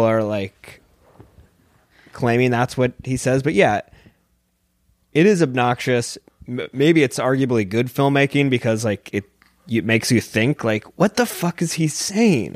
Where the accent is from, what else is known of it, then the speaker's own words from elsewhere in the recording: San Diego, California, United States; moved away; I'm from San Diego, and it's kind of a skate and surf culture there